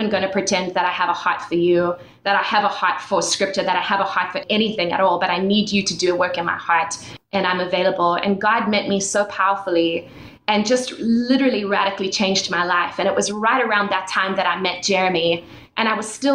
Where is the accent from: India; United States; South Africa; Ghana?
South Africa; moved away; I was born and raised in South Africa, and I was born into a Christian family.